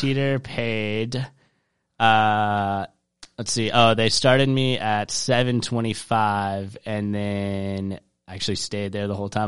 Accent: Charleston, South Carolina, United States; I grew up in Charleston, South Carolina

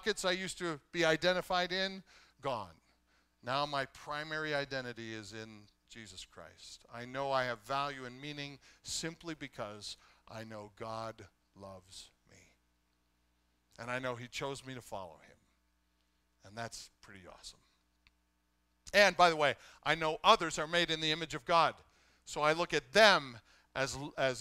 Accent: Canada; I love being Canadian. I am in the tribe of those who are Canadian.

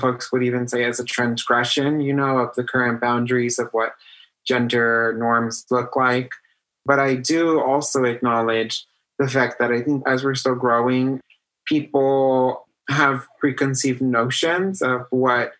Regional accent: Baldwin Park, California, United States; I grew up on Millbury. If you know where the big Walmart is, the new one, just down the street from there in this greenhouse with my grandma

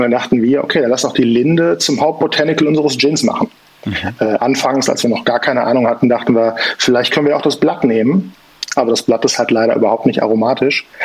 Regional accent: Bonn region, North Rhine-Westphalia, Germany; wir kommen aus dem Rheinland oder hier aus der Bonner Region

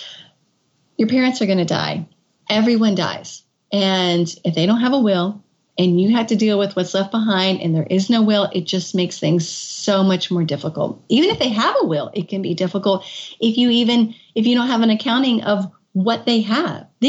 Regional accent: Kentucky, United States; moved away as an adult; also born or lived in Washington, D.C.; I had moved back to my home state of Kentucky. I was living in Washington, D.C.

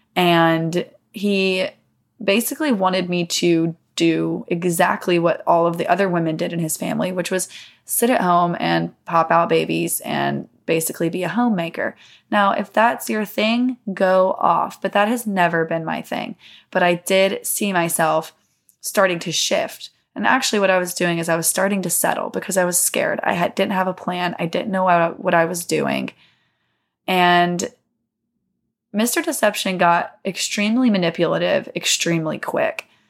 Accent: Mississippi, United States; I grew up in the South, um, in Mississippi

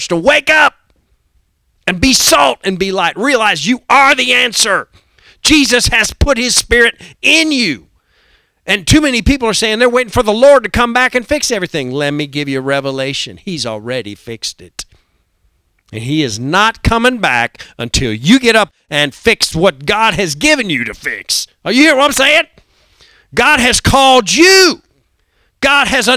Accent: United States; Before I'm an American, before I'm a Republican or a Democrat, I'm a Christian

